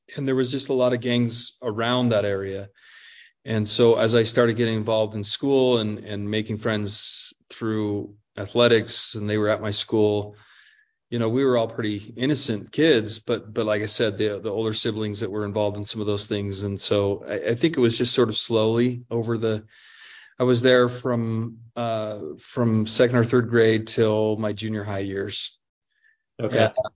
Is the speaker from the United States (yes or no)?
yes; Albuquerque, New Mexico, United States; also born or lived in Pocatello, Idaho; my mom then uh, got some uh, employment down in Albuquerque, New Mexico. So I end up moving uh, down there